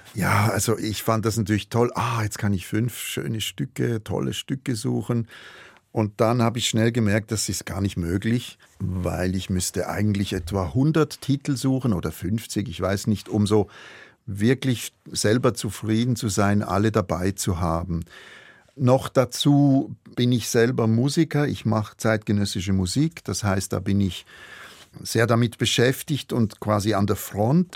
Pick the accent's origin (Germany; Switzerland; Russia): Switzerland; Münchenstein, Basel-Landschaft; Ich komme aus Münchenstein, auch das ist von hier um die Ecke